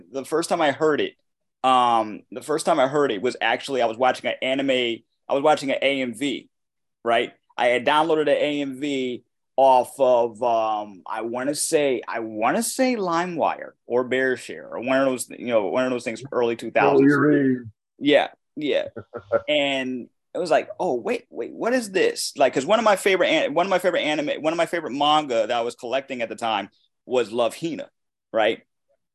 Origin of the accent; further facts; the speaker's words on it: Waterbury, Connecticut, United States; my hometown